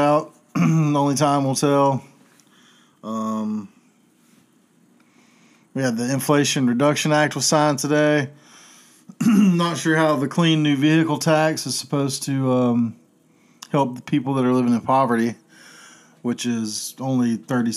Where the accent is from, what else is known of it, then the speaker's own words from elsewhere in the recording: Chapel Hill, North Carolina, United States; I grew up in Chapel Hill when I was growing up there